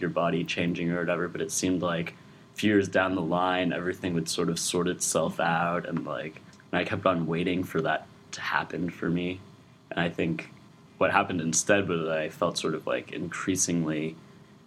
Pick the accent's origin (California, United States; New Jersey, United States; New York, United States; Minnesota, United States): California, United States; Lafayette; moved away as an adult; now in Chicago, United States; I'm from Lafayette, California